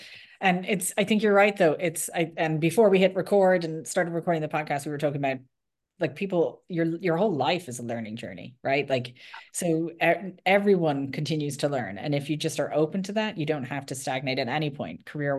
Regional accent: Ireland; first language English; now in United States; I was obviously came from Ireland, very different. English is our first language.

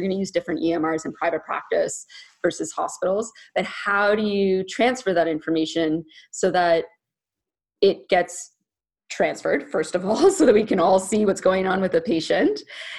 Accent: Ottawa, Ontario, Canada; also born or lived in Alexandria, Virginia, United States; I was born in Virginia. Uh-huh. Okay. Yeah. And then I grew up in Ottawa, which is Canada's capital.

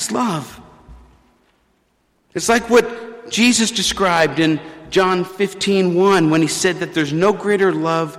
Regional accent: New Orleans, Louisiana, United States; When I was growing up in New Orleans

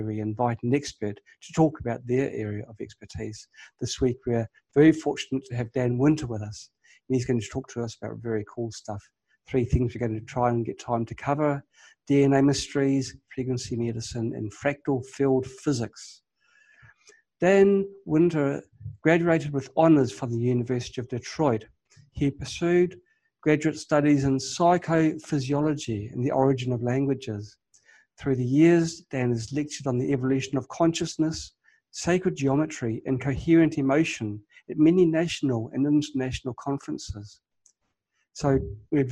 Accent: New Zealand; accent: New Zealand; it wasn't an Australian accent

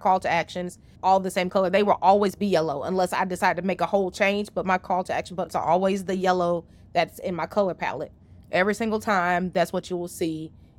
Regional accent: the South, United States; or I say y'all because I'm from the South.

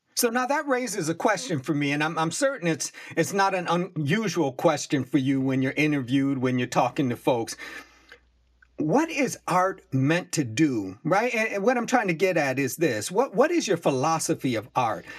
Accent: Buffalo, New York, United States; I grew up in Buffalo, New York, but my people come from Virginia and North Carolina

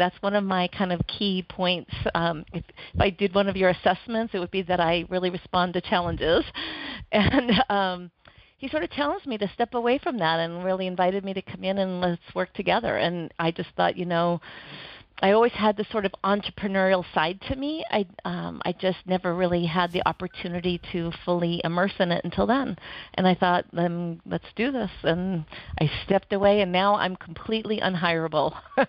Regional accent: Oregon, United States; And back growing up in Oregon at the time, I went to college up in Oregon, and it was in a recession

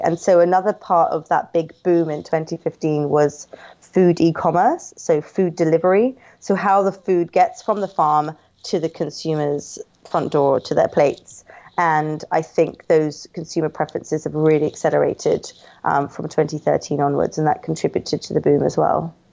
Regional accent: London, United Kingdom; also born or lived in Hong Kong; I'm from, um, London, London in the U K.

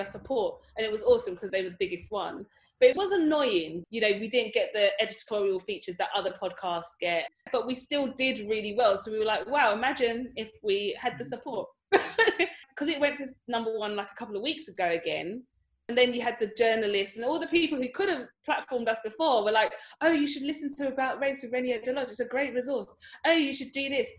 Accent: Dagenham, London, United Kingdom; I grew up in Dagenham

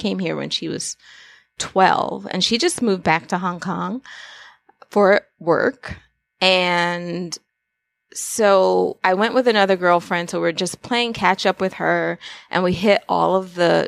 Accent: New York, United States; So it's always interesting to travel as a New Yorker.

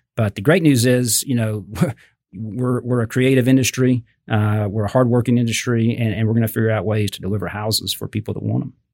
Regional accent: Fort Worth, Texas, United States; also born or lived in Austin; I grew up in Fort Worth. Uh, I lived in Austin for about eight years

